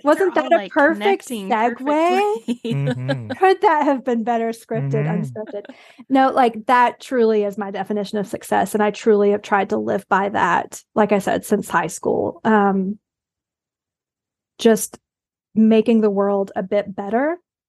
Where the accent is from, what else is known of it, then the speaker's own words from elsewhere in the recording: the South, United States; I am from the South. I did go to one of those rural high schools.